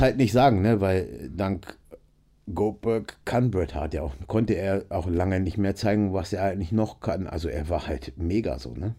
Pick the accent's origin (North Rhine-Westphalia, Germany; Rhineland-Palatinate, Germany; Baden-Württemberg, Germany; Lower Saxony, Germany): Lower Saxony, Germany; Nienburg; ich bin aufgewachsen in Nienburg an der Weser, ist zwischen äh, Bremen und Hannover